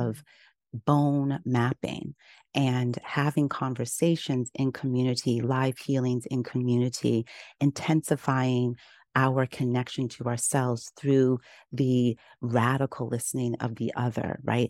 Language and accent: English; Kenya; moved away; also born or lived in Uganda; I grew up in Kenya